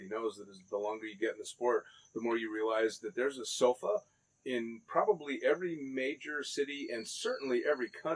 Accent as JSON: {"language": "English", "country": "United States", "said": "I'm American"}